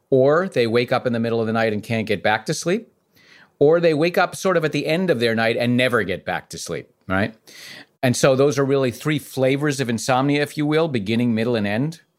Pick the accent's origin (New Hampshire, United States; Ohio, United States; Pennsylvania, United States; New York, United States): New York, United States; New York City